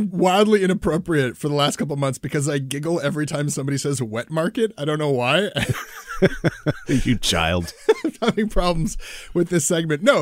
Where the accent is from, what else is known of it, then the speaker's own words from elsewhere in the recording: Canada; there's just no consent in having … music in your life as a Canadian.